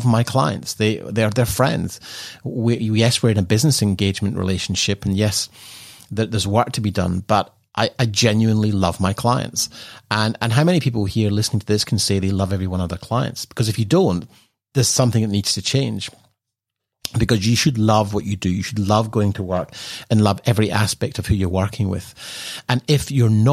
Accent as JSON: {"language": "English", "town": "Edinburgh", "region": "Scotland", "country": "United Kingdom", "tie": "born or raised there", "moved": "yes", "said": "growing up in Edinburgh"}